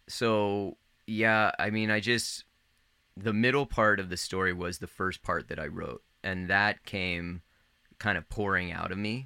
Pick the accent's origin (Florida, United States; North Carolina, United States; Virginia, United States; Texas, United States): Virginia, United States; Northern; I grew up in Northern Virginia, like right outside of Washington D.C.